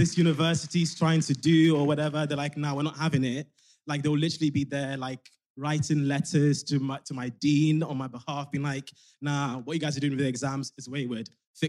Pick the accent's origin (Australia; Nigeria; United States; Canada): Nigeria; also born or lived in London; now in Scotland, United Kingdom; I'm 28. Pronouns he, him. I'm from Nigeria via London. But now, unfortunately, living in Scotland.